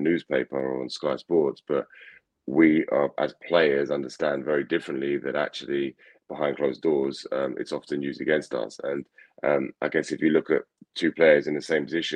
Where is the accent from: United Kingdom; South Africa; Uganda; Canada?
United Kingdom; England; I grew up in England, although I had family in Scotland